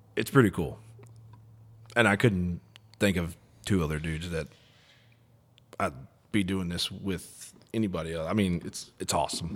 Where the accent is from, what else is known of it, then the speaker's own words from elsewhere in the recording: Texas, United States; now in Oklahoma, United States; we're all from Texas